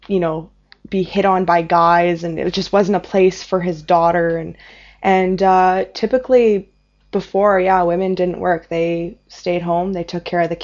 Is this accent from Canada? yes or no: yes; Canada; also born or lived in Lebanon; I was too Canadian